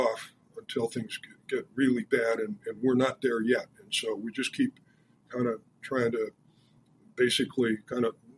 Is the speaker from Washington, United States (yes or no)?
yes; Seattle, Washington, United States; moved away; I was born in Seattle